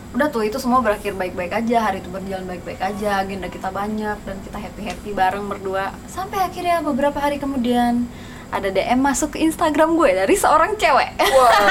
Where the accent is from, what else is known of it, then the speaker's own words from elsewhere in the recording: Jakarta, Indonesia; gue dari Jakarta